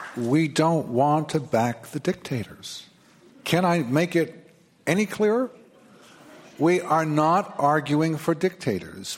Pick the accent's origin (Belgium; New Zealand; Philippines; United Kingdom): United Kingdom; England; now in New York, United States; I'm an …